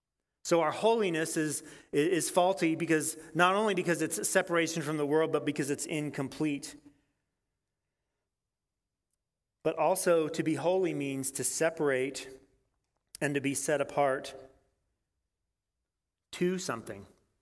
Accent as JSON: {"language": "English", "region": "Nebraska", "country": "United States", "tie": "born or raised there", "said": "Because I grew up in Western Nebraska, and I go to church every once in a while"}